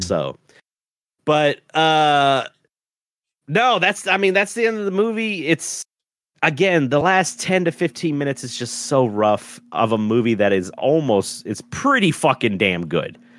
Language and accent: English; the South, United States; I'm from the South